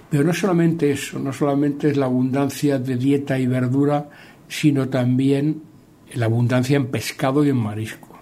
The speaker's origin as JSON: {"language": "Spanish", "region": "Galicia", "country": "Spain", "said": "lo que nosotros comemos en Galicia"}